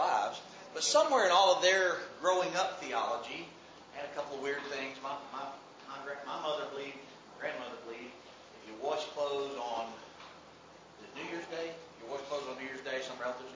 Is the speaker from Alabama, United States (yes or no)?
yes; Mobile, Alabama, United States; also born or lived in Birmingham, Alabama; I grew up here in Mobile, Alabama